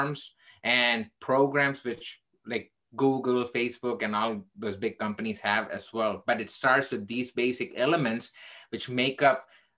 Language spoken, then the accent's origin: English; India; now in Chicago, United States; I am originally Indian. I'm still Indian, actually, but I became an American citizen.